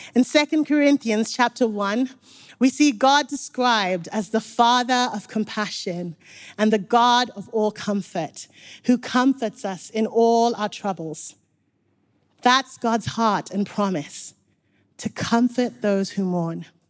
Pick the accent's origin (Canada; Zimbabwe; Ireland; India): Zimbabwe; now in Nottingham, United Kingdom; I grew up in Zimbabwe. So when I moved to Nottingham